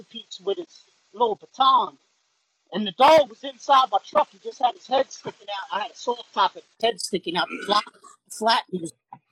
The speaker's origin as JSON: {"language": "English", "region": "Virginia", "country": "United States", "also_born_or_lived": "St. Bernard Parish, Louisiana", "said": "I'm from Virginia"}